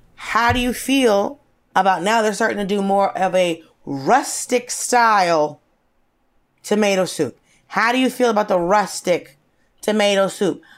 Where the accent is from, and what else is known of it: Norcross, Georgia, United States; born or raised there; moved away; also born or lived in Atlanta